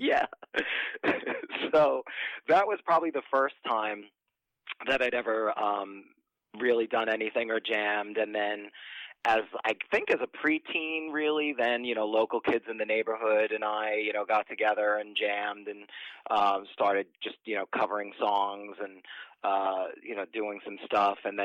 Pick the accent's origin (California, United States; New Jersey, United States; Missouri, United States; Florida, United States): New Jersey, United States; moved away as an adult; also born or lived in New York; I was born and raised in New Jersey, and then I moved to New York in my early 20s